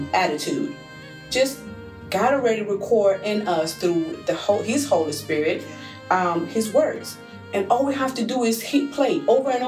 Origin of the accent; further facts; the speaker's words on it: Puerto Rico; moved away; I'm from an island, I'm from Puerto Rico